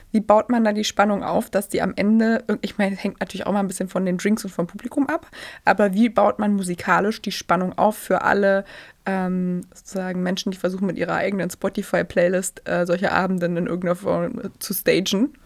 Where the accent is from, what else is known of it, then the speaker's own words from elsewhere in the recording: Germany; bei uns in Deutschland